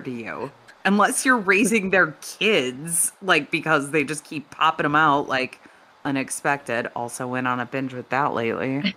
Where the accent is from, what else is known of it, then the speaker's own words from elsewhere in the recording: Chicago, Illinois, United States; I'm, I'm from the Chicago area